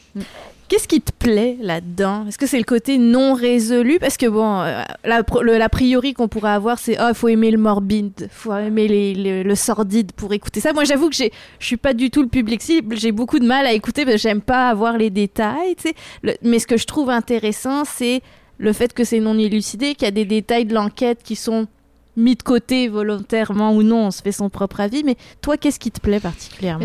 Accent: France; accent: French; also born or lived in Lima, Peru; now in Quebec City, Canada; mon accent français, mais je suis d'origine franco-péruvienne. Ma maman vient du Pérou et particulièrement de Lima

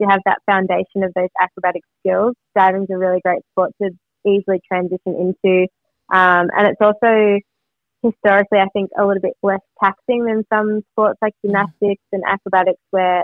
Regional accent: Melbourne, Victoria, Australia; I grew up in Vermont

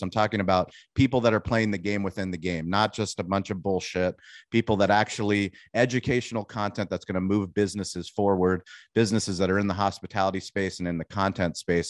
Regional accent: San Diego, California, United States; I grew up in San Diego. I mean, I moved here when I was six months old

